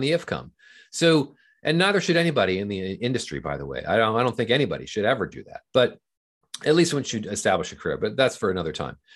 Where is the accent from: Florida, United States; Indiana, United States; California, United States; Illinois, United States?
California, United States; Southern; I grew up in Southern California